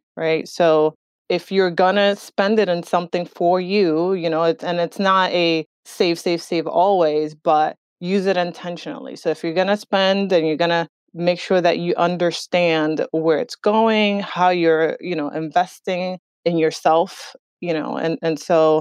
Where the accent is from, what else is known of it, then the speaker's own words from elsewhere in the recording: Northern New Jersey, United States; also born or lived in Dominican Republic; we started living in Jersey when I was 9 years old and really raised in New Jersey, in Northern New Jersey